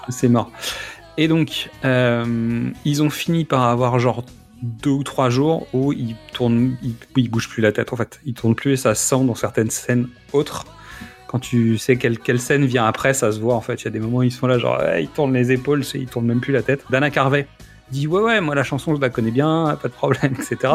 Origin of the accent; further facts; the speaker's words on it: France; avec lesquels on a grandi, nous, en France aussi